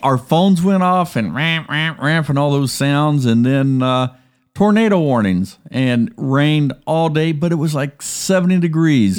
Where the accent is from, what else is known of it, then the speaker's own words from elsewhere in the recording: Columbus, Ohio, United States; moved away; I grew up in Columbus